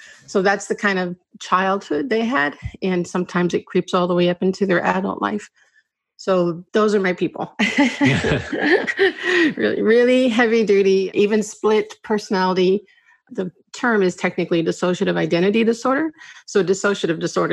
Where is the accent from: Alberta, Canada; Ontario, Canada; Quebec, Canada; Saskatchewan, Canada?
Saskatchewan, Canada; moved away as an adult; also born or lived in United States; I'm born in the States, but at age 10, we moved to Saskatchewan